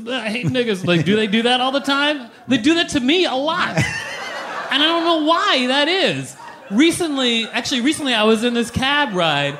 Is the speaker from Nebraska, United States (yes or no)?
no; Minneapolis, Minnesota, United States; I grew up mostly in Minneapolis